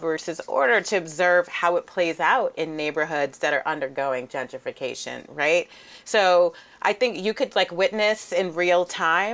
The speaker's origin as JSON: {"language": "English", "region": "New York", "country": "United States", "tie": "born or raised there", "said": "growing up in New York"}